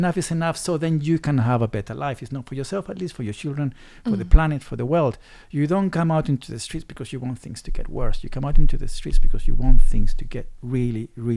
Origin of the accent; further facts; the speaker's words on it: England, United Kingdom; also born or lived in Chile; now in Taiwan; I am from England